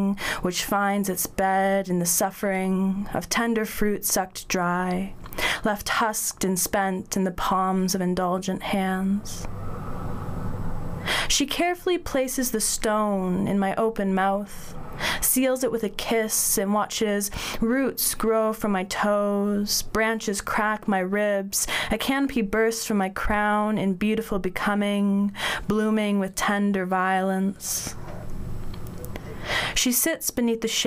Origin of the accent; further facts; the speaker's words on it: Northern Ontario, Canada; also born or lived in Waterloo, Ontario; I grew up in Northern Ontario, in Canada